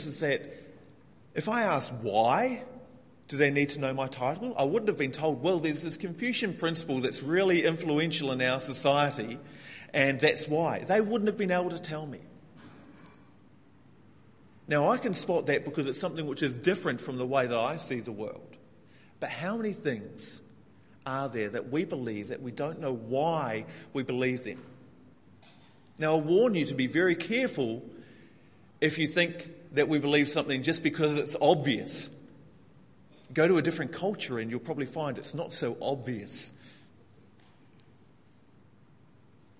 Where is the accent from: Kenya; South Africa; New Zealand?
New Zealand; moved away as an adult; now in Hong Kong; I come from New Zealand, which is, to give some context, the most egalitarian country in the world.